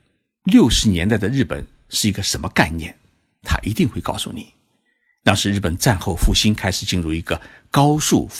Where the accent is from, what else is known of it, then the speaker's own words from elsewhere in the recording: China; 按照我们中国人的概念，